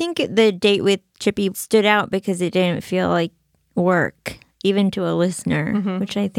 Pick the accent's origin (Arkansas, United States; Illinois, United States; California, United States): Arkansas, United States; now in Brooklyn, United States; I'm from Arkansas.